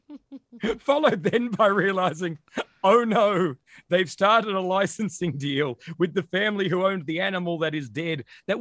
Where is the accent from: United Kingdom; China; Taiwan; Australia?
Australia; we're Australian